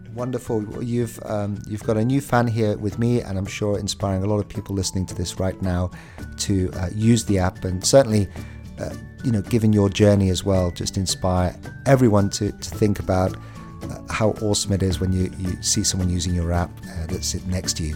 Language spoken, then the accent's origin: English; United Kingdom; We're the British